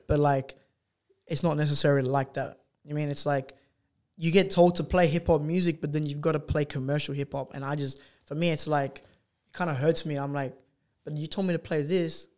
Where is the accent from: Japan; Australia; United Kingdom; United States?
Australia